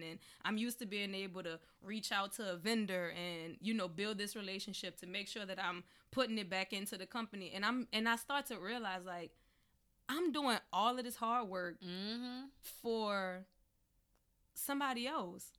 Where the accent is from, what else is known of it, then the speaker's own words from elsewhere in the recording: New Orleans, Louisiana, United States; I'm from New Orleans